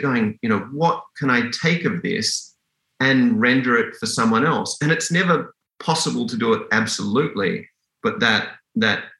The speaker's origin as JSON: {"language": "English", "town": "Sydney", "region": "New South Wales", "country": "Australia", "tie": "born or raised there", "also_born_or_lived": "Perth, Western Australia, Australia", "moved": "as an adult", "lives_now": "Canada", "said": "I grew up in Western Australia until I was about 10. I lived in kind of small town Perth, and it really was a small town back then"}